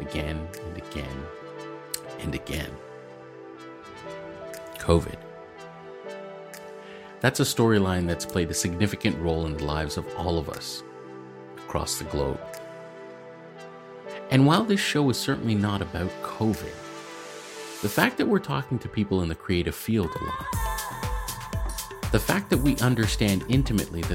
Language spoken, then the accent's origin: English; Malawi; we're from Malawi